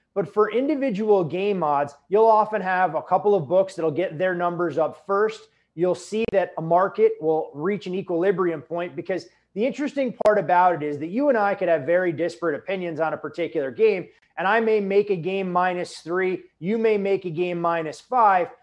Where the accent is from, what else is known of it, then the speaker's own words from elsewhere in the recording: Chicago suburbs, Illinois, United States; growing up in the Chicago suburbs at a young age